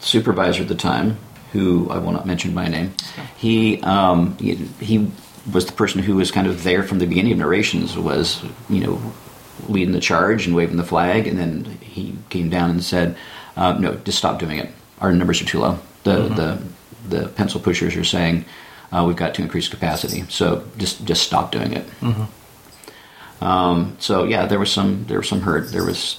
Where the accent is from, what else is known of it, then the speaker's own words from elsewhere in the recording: San Luis Obispo, California, United States; also born or lived in Orange County, California; I was born and raised on the Central Coast in San Luis Obispo